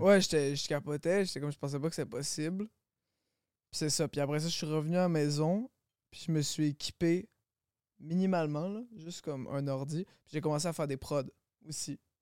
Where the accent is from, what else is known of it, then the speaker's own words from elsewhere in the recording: Longueuil, Quebec, Canada; J'ai grandi à Longueuil